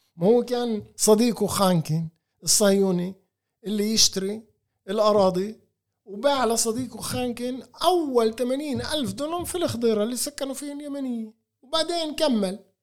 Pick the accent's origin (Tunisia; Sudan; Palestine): Palestine; انا ابن البلد هذا وطني